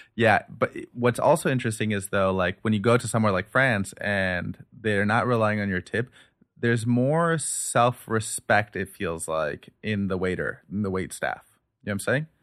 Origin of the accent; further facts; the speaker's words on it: United States; I'm American, you know, I speak English, I speak Urdu here